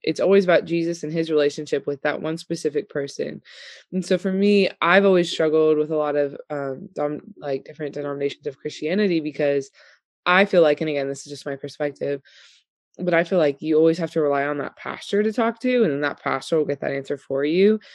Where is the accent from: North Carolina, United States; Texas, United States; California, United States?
Texas, United States; Austin; moved away as an adult; also born or lived in Ogden, Utah; now in Roanoke, United States; I moved to Austin, Texas when I was ten